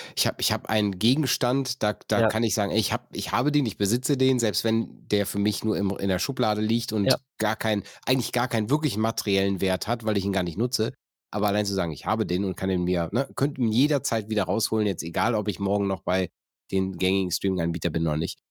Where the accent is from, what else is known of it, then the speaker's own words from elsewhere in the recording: North Rhine-Westphalia, Germany; ich komme aus dem Niederrhein